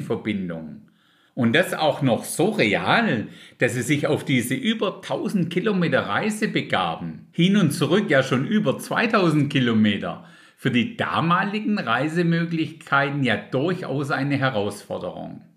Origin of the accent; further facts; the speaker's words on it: Germany; bei uns in Deutschland